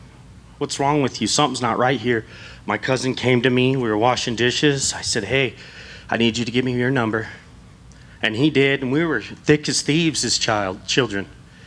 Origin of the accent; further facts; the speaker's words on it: Redlands, California, United States; I came from Redlands, California.